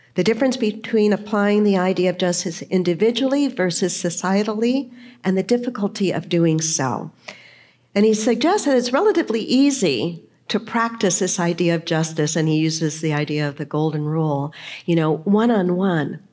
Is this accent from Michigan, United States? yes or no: no; San Diego, California, United States; when I was growing up, I grew up in the Lutheran Church, and we went pretty much every Sunday. My parents were open to different churches, but we kind of landed in the Lutheran Church. Here in San Diego, as a matter of fact, I was confirmed